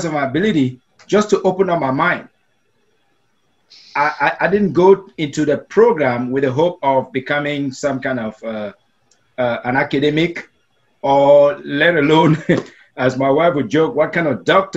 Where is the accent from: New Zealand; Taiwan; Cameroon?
Cameroon; first language Meta; English is a second language; also born or lived in Asia; now in United States; as a little kid growing up in Africa, in a country known as Cameroon